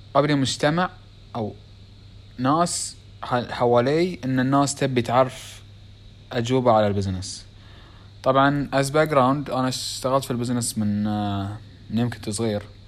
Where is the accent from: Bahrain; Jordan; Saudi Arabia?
Bahrain; accent: Bahraini; اسوي بالبحريني لان لهجتنا شوي مو بكل من يعرف اللهجه الخليجيه بيعرفونها